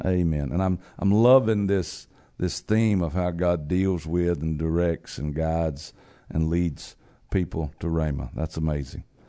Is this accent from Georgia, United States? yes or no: yes; Georgia, United States; my home state